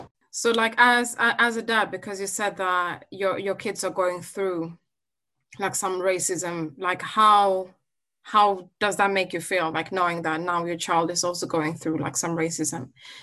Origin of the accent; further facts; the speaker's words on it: Sweden; I think it's important, especially growing up in Sweden as young black men, that maybe you create a society where you can have a safe space there